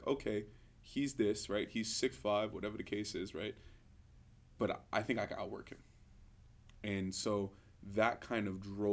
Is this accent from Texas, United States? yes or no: no; New York City, New York, United States; born or raised there; moved away as an adult